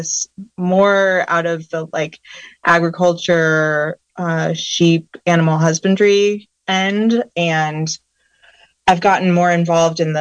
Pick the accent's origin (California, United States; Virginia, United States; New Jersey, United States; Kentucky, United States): California, United States; Southern; moved away as an adult; also born or lived in Oakland / Bodega Bay; now in Potter Valley, United States; I grew up in Southern California, actually, in kind of a suburban sort of background.